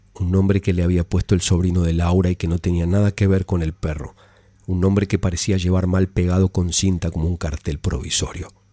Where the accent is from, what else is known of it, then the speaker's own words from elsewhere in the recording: Argentina; mi país